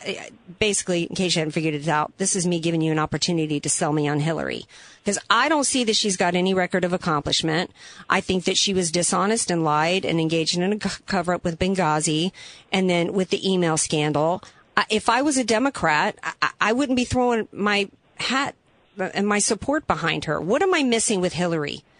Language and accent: English; New Orleans, Louisiana, United States; I'm from the New Orleans area, and so the the Manning family is kind of huge, you know, to our town.